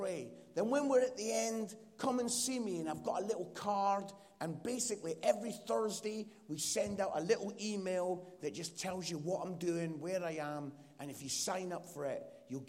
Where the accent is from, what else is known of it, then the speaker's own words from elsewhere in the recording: Edinburgh, Scotland, United Kingdom; accent: Scottish; my Scottish accent